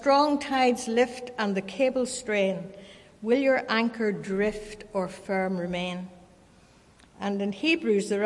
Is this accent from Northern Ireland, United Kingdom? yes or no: yes; Kilkeel, Northern Ireland, United Kingdom; When I was growing up in Kilkeel in County Down, we could look out the back window of our house down to the harbour